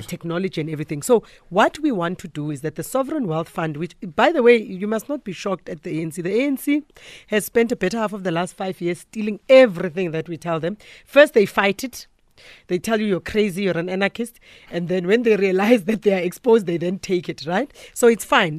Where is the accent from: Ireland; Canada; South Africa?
South Africa; we are South African